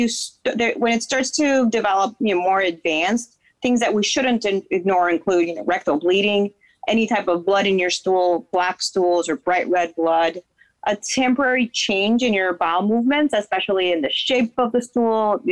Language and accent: English; Dominican Republic; also born or lived in Boston, United States; now in Florida, United States; So I'm from Dominican Republic originally